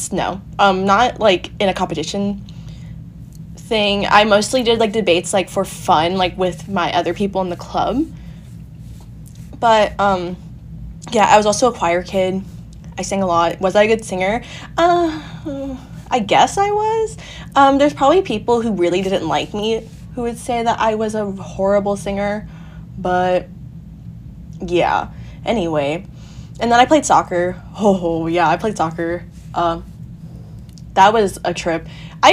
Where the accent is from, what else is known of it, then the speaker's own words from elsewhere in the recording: Huntington Beach, California, United States; I'm half always lived in Huntington Beach